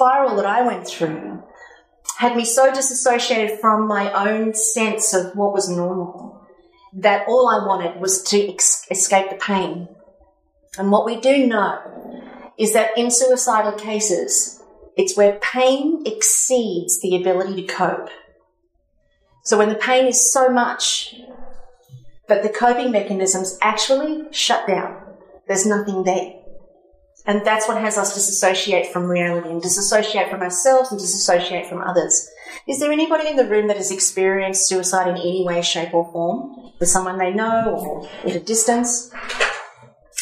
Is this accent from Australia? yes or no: yes; Cronulla, New South Wales, Australia; also born or lived in Sydney; So in 2001, I was living in Sydney. I'm from Cronulla